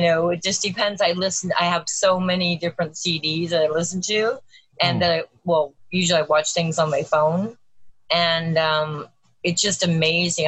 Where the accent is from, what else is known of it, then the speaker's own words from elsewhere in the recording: Los Angeles, California, United States; I grew up in Los Angeles, um, in California